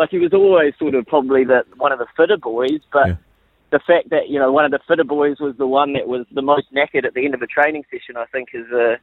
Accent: Napier, Hawke's Bay, New Zealand; now in Auckland, New Zealand; I'm originally from Napier, but I live in Auckland now.

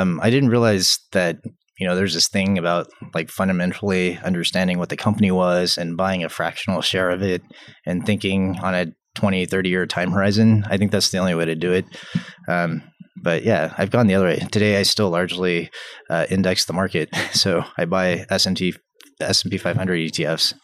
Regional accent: Atlanta, Georgia, United States; I grew up in Atlanta, Atlanta, Georgia

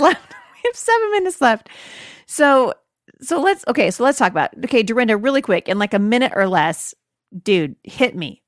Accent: Boring, Oregon, United States; I'm from Boring, Oregon

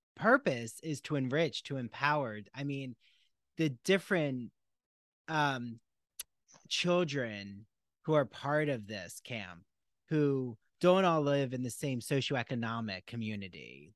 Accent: New Jersey, United States; I'm from New Jersey, and I remember even being in South Jersey

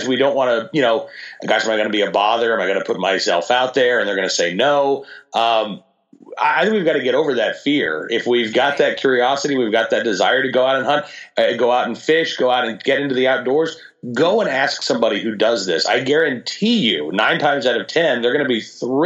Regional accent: Oklahoma, United States; I grew up in a very gun-friendly state. I grew up in Oklahoma

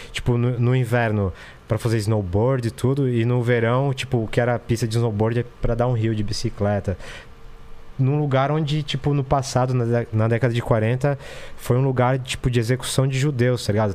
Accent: Brazil; moved away; also born or lived in Ukraine; eu agora tô refugiado num país onde o nosso presidente é solidário à Rússia

